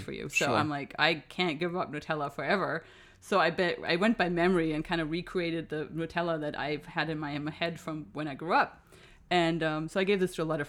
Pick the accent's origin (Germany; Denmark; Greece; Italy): Germany; Bad Oldesloe, Schleswig-Holstein; English is a second language; now in Los Angeles, United States; It's called Bad Oldesloe, which I think outside of Bad Oldesloe, nobody knows. It's Bad Oldesloe if you pronounce it English, which is even weirder. I lived there, grew up there